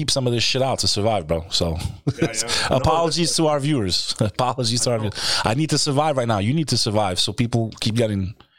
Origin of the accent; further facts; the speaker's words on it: Houston, Texas, United States; moved away; I was born in Texas, Houston.